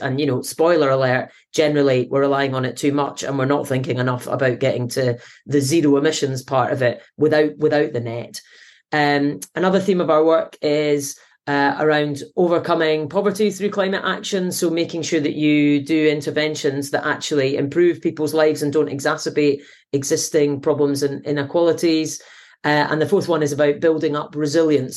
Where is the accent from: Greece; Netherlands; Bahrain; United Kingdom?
United Kingdom; Scotland; now in Manchester, United Kingdom; being Scottish.